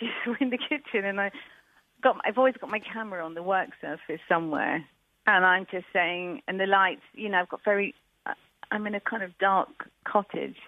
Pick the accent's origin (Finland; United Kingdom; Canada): United Kingdom; Brighton, South East England; moved away as an adult; now in Devon, United Kingdom; I grew up in Brighton